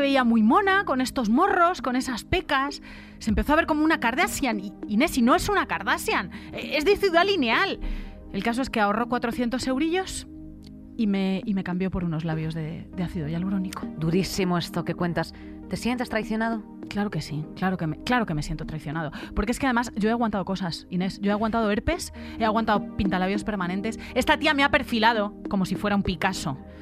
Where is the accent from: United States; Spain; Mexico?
Spain; Madrid, Community of Madrid; Soy de Usera, born and raised en Usera.